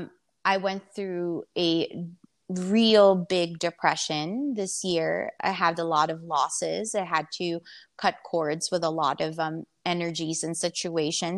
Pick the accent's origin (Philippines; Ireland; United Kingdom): Philippines; moved away; also born or lived in United States / Vietnam; I was born and raised in the Philippines, so I'm Filipino, but I've been I've been in and out in America since 2000, and I even lived in Vietnam